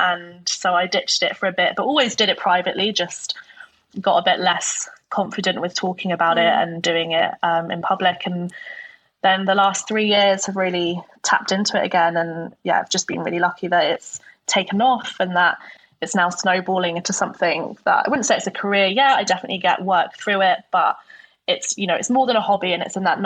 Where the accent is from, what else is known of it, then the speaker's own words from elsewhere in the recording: Norfolk, East of England, United Kingdom; moved away as an adult; also born or lived in Homerton, London / Newcastle; now in London, United Kingdom; But I grew up in Norfolk predominantly and had my own childhood there.